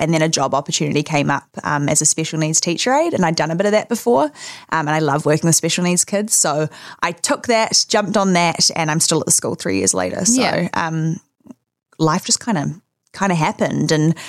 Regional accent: Auckland, New Zealand; moved away as an adult; also born or lived in Los Angeles, United States; I grew up in Auckland, Remuera, with my family, mum, dad, sister, dog. Went to school in Auckland. And then at the age of 18, I moved to Los Angeles.

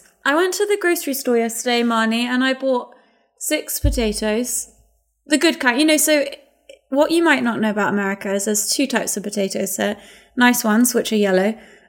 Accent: England, United Kingdom; moved away as an adult; now in United States; as an English person here

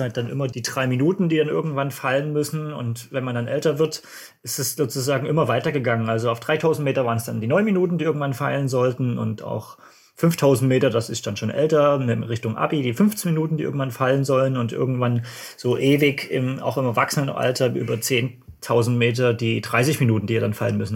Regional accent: Dresden, Saxony, Germany; ich komme aus Dresden, das hört man wahrscheinlich auch so ein bisschen vom Akzent

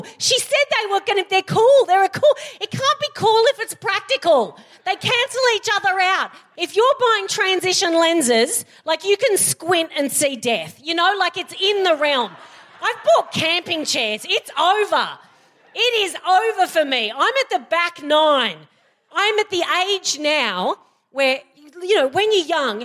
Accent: Australia; I'm Australian and we abbreviate everything

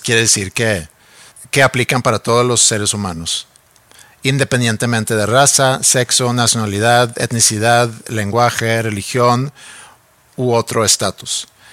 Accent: Mexico; now in Sweden; como mexicanos o como oyentes mexicanos

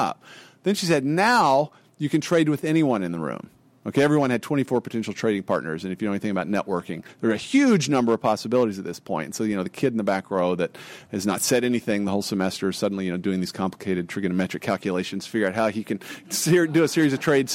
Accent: Amarillo, Texas, United States; I grew up in Amarillo, Texas, a town in the panhandle of Texas

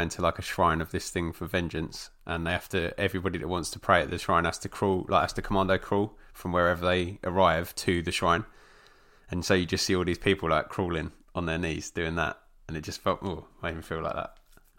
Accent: Essex, East of England, United Kingdom; I'm from Essex

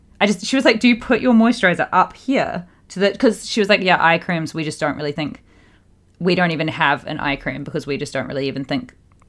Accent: Australia; also born or lived in New Zealand; growing up in Australia and New Zealand, and I just never had a care in the world for SPF until recent years.

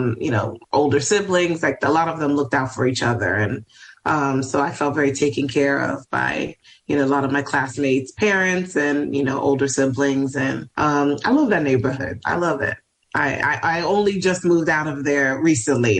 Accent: New York City, New York, United States; also born or lived in Ohio; I'm from New York originally. I'm from Washington Heights, born and raised

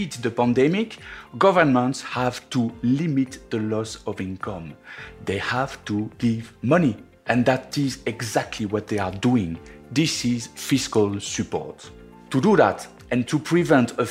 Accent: France; accent: French; English is a second language; moved away; my French accent

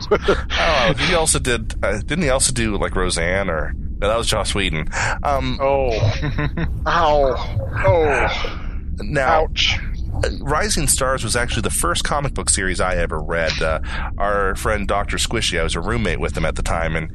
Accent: Texas, United States; Um, uh, I'm from Texas.

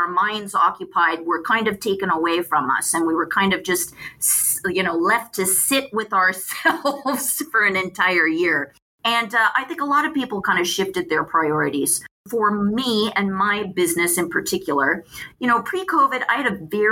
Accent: Phoenix, Arizona, United States; now in Pasadena, United States; I'm from Phoenix. I grew up in Phoenix

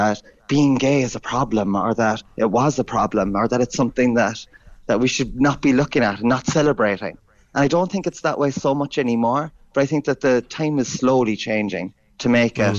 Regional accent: Shanbally, County Cork, Munster, Ireland; I grew up in Chamberlain, you know, it's a small little place. It's a shop, a pub and a school in between Carrigaline and Ringaskiddy.

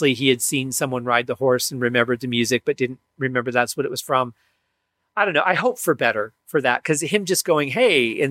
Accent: Michigan, United States; I grew up in Michigan

